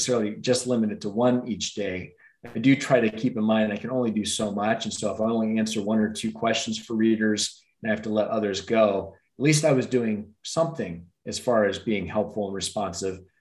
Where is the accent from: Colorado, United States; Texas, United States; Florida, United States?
Colorado, United States; Denver; I'm a native of Denver, grew up in one of the suburbs there